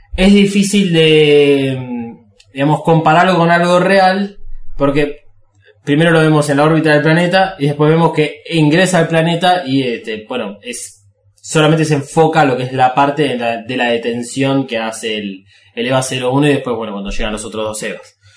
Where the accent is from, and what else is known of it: Argentina